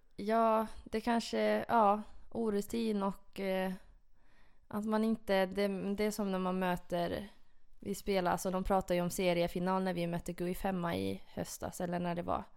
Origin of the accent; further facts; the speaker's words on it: Porvoo, Uusimaa, Finland; det är min hemstad. Det ligger ungefär en timme utanför Helsingfors i Borgå. Okay. Ja. ja. Och det var ju där jag växte upp